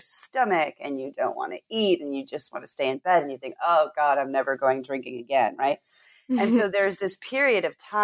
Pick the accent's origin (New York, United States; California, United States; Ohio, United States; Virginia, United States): California, United States; Southern; I was raised in Southern California